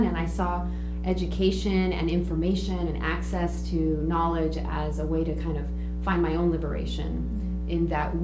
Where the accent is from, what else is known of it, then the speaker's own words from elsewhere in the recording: Orange County, Southern California, United States; being bicultural, bilingual, growing up in Orange County, Southern California